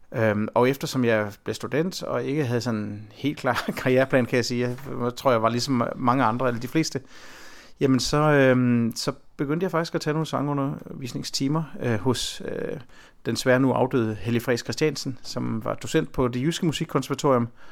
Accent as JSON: {"language": "Danish", "town": "Herning", "region": "Central Denmark Region", "country": "Denmark", "tie": "born or raised there", "said": "min egen baggrund er jo, at jeg er født i Midtjylland, og det er et område øh, omkring Herning"}